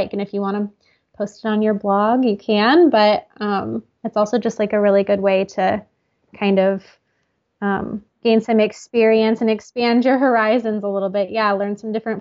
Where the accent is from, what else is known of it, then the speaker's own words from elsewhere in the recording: United States; I'm from the United States